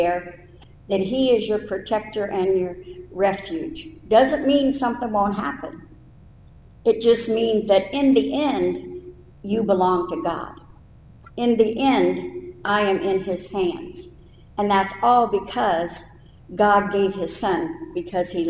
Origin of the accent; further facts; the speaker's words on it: United States; moved away as an adult; I was 26 and from America